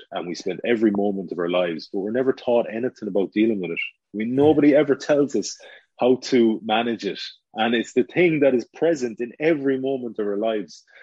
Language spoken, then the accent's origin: English; Galway, Connacht, Ireland; our hometown, Galway